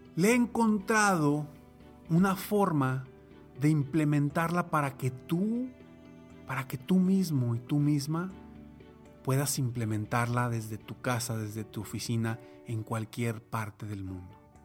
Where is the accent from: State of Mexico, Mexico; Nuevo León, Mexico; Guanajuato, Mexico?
Nuevo León, Mexico; Monterrey; en mi ciudad natal, aquí en Monterrey, México.